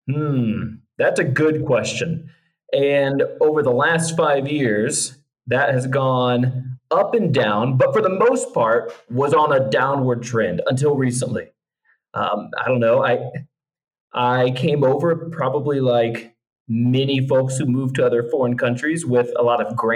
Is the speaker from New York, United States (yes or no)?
no; Northeast Indiana, United States; moved away as an adult; also born or lived in Asia; I was born and raised in Northeast Indiana, just the Midwest, kind of breadbasket, heartland, um, full of good folks and and people just working hard, trying to earn a living.